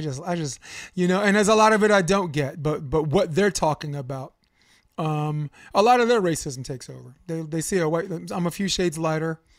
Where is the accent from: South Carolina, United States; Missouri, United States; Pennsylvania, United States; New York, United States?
New York, United States; New York City; also born or lived in Coney Island, New York / Harlem, New York; I grew up on Flatbush Avenue